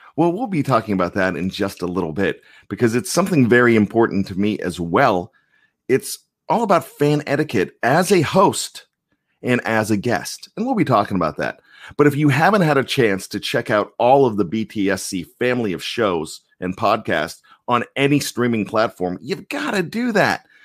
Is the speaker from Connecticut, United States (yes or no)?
no; Johnstown, Pennsylvania, United States; I grew up in Johnstown